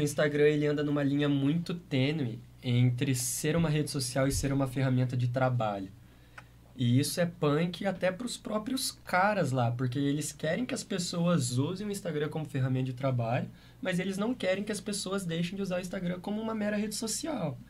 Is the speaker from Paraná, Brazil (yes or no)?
yes; Maringá, Paraná, Brazil; moved away as an adult; now in Curitiba, Brazil; a gente saiu de Maringá, a gente tocava na região